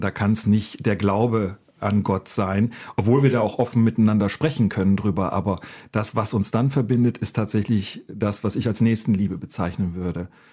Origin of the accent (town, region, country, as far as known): Northern Germany, Germany; born or raised there